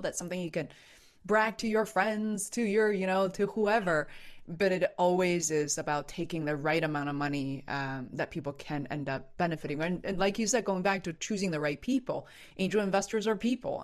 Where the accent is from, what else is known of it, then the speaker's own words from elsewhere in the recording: Beijing, China; now in Boston, United States; I'm originally from Beijing and I'm now based in Boston.